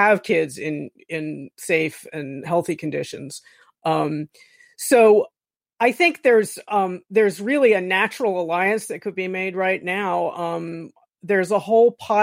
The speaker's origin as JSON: {"language": "English", "region": "Florida", "country": "United States", "said": "I'm from Florida"}